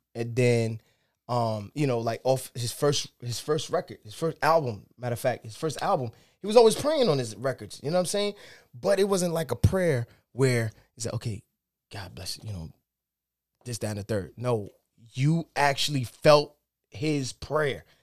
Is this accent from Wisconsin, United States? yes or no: no; Yonkers, New York, United States; I'm from Yonkers, New York.